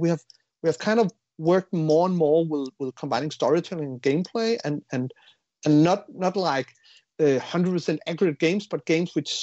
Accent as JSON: {"language": "English", "country": "Denmark", "said": "We're from Denmark, so we work in Unity"}